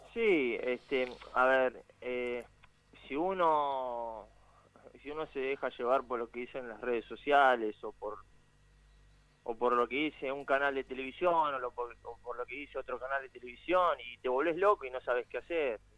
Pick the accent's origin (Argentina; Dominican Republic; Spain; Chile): Argentina; moved away as an adult; now in England; yo siendo argentino